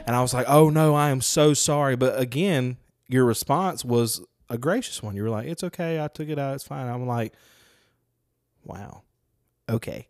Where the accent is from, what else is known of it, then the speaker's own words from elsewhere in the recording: Lucedale, Mississippi, United States; I grew up in Lucedale.